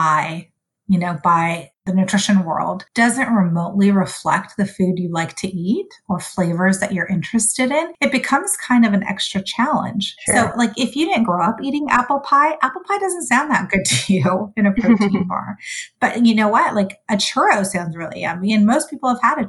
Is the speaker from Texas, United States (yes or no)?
no; California, United States; English is a second language; also born or lived in Sudan / Los Angeles; my family and I immigrated to the United States when I was 5, and I grew up in California